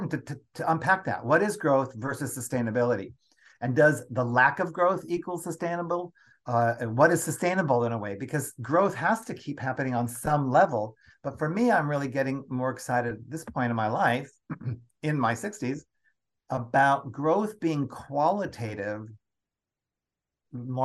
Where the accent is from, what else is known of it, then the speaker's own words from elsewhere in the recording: United States; born and raised in the United States of America